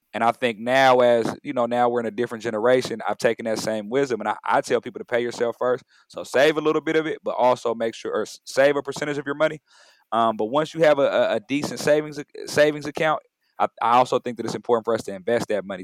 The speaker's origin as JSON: {"language": "English", "town": "San Diego", "region": "California", "country": "United States", "moved": "yes", "lives_now": "Oakland, United States", "said": "I'm a Bay Area resident, originally from San Diego"}